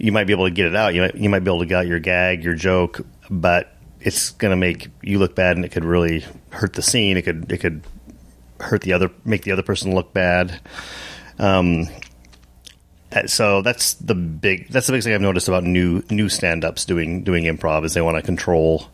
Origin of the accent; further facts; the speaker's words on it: Lusk, Wyoming, United States; moved away as an adult; also born or lived in Seattle; I grew up in Lusk, Wyoming